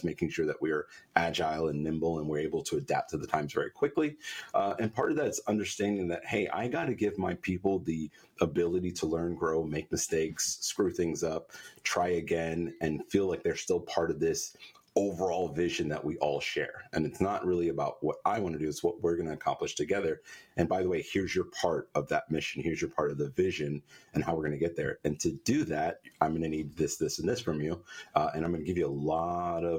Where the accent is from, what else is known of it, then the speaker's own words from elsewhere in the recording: New York, United States; I'm a New Yorker